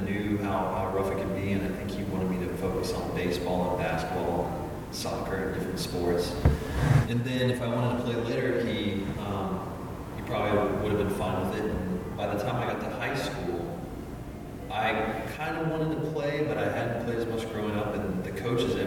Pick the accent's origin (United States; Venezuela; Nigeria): United States; Peachtree City, Georgia; also born or lived in Pacifica, California; But I grew up in Peachtree City, Georgia